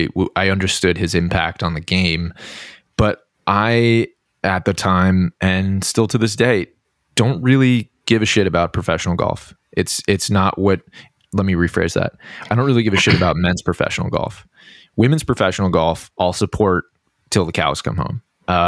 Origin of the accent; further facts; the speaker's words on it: Boston, Massachusetts, United States; I'm a golf accident. I grew up in Boston, in the Boston area. No one in my family played golf growing up.